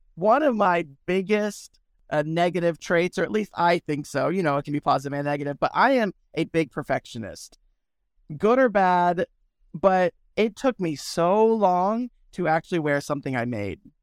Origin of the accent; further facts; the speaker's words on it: Williston, Florida, United States; also born or lived in Gainesville, Florida; I grew up in a small town called Williston in Florida